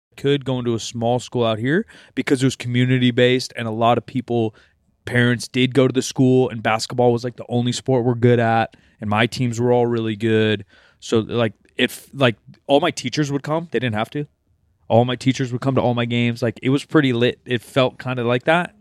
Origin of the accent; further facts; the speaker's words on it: Oregon, United States; I was born in Oregon